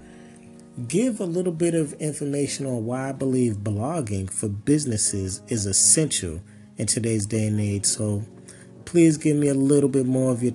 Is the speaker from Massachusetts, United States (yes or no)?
yes; Boston, Massachusetts, United States; also born or lived in Chesapeake, Virginia; I was raised in Boston, Massachusetts, actually born in Virginia, Chesapeake, Virginia. Moved to Boston when I was 2 and kind of grew up there.